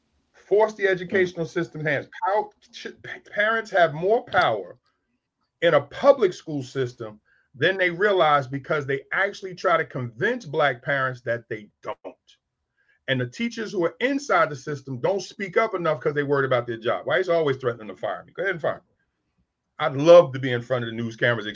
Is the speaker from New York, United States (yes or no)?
yes; New York City, New York, United States; I'm from South Jamaica, Queens, and 40 Project, one of the worst projects in New York